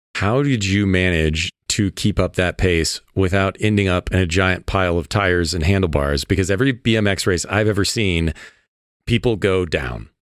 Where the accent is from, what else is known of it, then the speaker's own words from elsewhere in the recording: Midwest, United States; I grew up in the Midwest where, you know, tiny small town